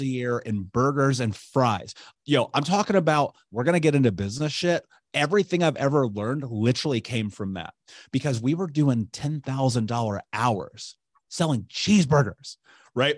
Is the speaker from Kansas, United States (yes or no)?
no; Indianapolis, Indiana, United States; I grew up in Indianapolis